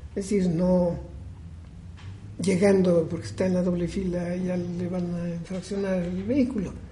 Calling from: Huamantla, Tlaxcala, Mexico; de Huamantla

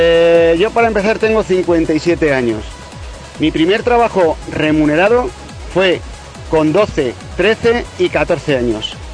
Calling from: Utiel, Valencian Community, Spain; de Utiel

